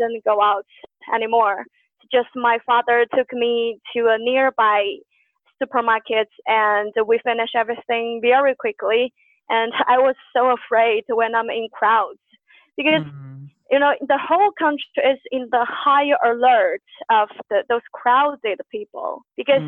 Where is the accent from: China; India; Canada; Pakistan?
China; English is a second language; moved away as an adult; now in Shenzhen, China; my hometown is a rather small city